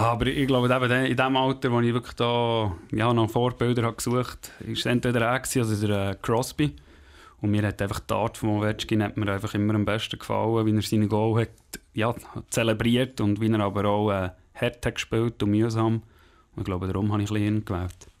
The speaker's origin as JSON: {"language": "German", "town": "Langenthal", "region": "Bern", "country": "Switzerland", "tie": "born or raised there", "said": "ich bin in äh, Heimenhausen, also in Langenthal aufgewachsen"}